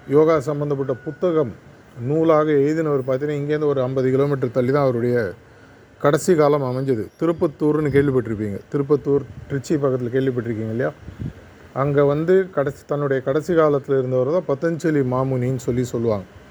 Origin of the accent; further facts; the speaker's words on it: Chennai, Tamil Nadu, India; நான் பிறந்து வளர்ந்ததெல்லாம் சென்னை